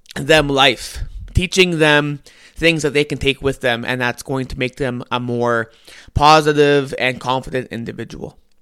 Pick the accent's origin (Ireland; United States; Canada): Canada; I'm Canadian